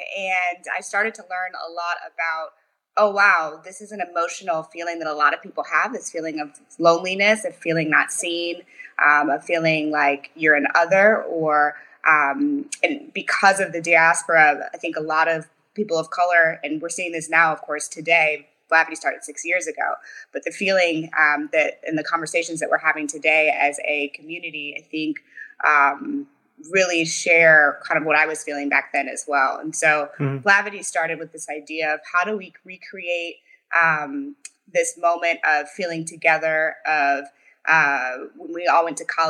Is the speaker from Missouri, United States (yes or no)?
yes; St. Louis, Missouri, United States; now in Mountain View, United States; I'm from St. Louis, Missouri.